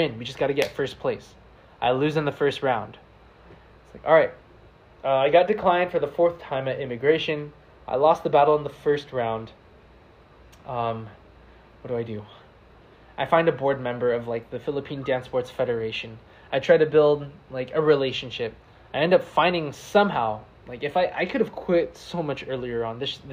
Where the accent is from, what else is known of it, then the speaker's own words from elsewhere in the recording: United States; accent: American; now in San Diego, United States; my American accent